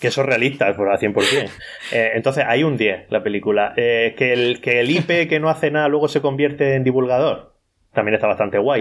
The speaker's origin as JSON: {"language": "Spanish", "town": "Cartagena", "region": "Region of Murcia", "country": "Spain", "said": "Yo soy de Cartagena, del sureste de la península ibérica, en la región de Murcia"}